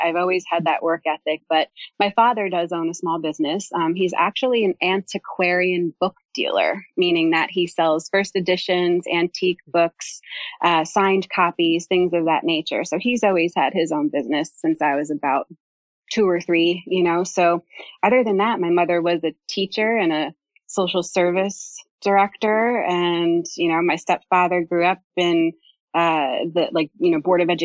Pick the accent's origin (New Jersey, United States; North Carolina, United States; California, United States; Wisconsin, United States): New Jersey, United States; also born or lived in Pennsylvania / New York City; I was born and raised in New Jersey